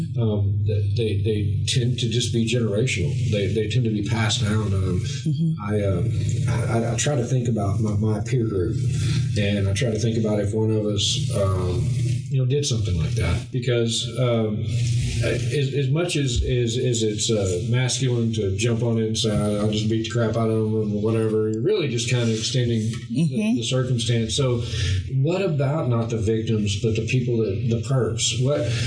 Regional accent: New Boston, Texas, United States; I'm from New Boston

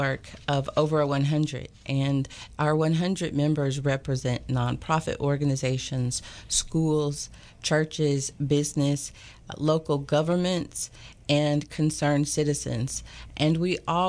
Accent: Chattanooga, Tennessee, United States; moved away as an adult; also born or lived in Knoxville, Tennessee; now in Tyler, United States; I'm from Chattanooga, Tennessee

